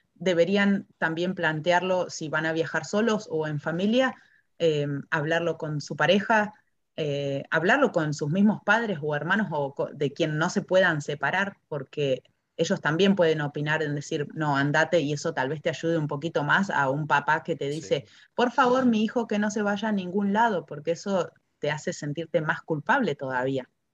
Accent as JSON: {"language": "Spanish", "country": "Argentina", "moved": "as an adult", "lives_now": "New Zealand", "said": "me siento todavía muy argentina"}